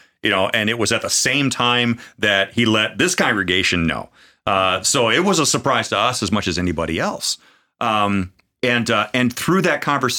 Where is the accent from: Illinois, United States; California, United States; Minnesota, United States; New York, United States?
Minnesota, United States; moved away as an adult; also born or lived in Sioux City, Iowa; Because I'm from Minnesota, man.